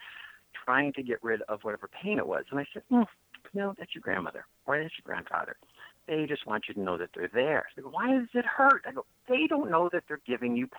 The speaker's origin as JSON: {"language": "English", "town": "Buffalo", "region": "New York", "country": "United States", "tie": "born or raised there", "moved": "yes", "said": "Growing up in Buffalo"}